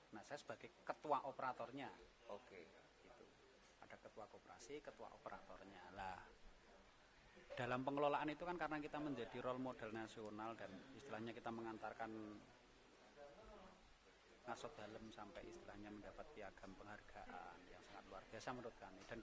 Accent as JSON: {"language": "Indonesian", "region": "Special Region of Yogyakarta", "country": "Indonesia", "said": "jadi memang kita harus harus memiliki ciri khas kita orang Jawa kita orang Jogja ya"}